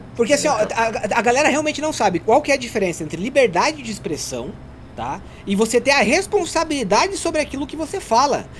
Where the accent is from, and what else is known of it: Santa Catarina, Brazil; born or raised there